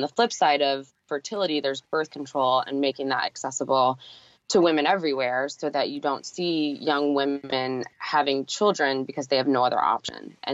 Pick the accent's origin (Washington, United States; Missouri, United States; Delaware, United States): Missouri, United States; St. Louis; now in New York, United States; I come from the Midwest, so I grew up in St. Louis